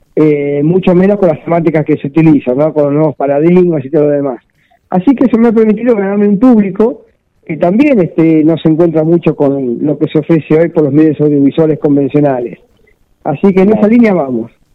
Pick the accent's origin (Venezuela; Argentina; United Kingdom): Argentina; Mar del Plata, Buenos Aires Province; soy una especie de Peter Stilow de Mar del Plata